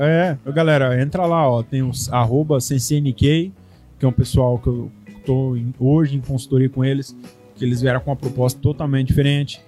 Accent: Brazil; moved away; sou brasileiro

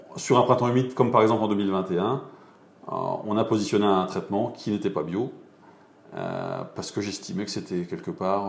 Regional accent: Montlouis-sur-Loire, Centre-Val de Loire, France; moved away as an adult; now in Beaune, France; je suis originaire du Val-de-Loire, de Montlouis-sur-Loire, pour être précis

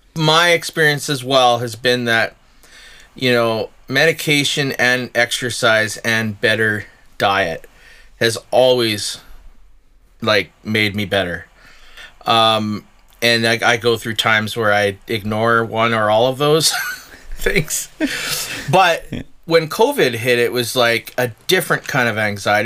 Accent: Chilliwack, British Columbia, Canada; now in Okanagan, Canada; I'm from Chilliwack

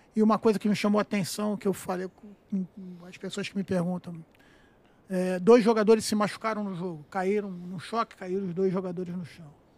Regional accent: Rio de Janeiro, Brazil; eu sou nascido e criado em Vila Isabel, né? vizinho é, do Maracanã

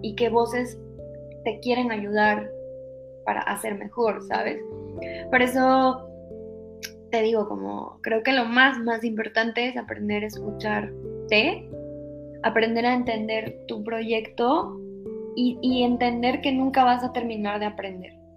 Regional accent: Monterrey, Nuevo León, Mexico; de donde yo soy, de Monterrey, Aquí realmente tampoco hay una gran industria

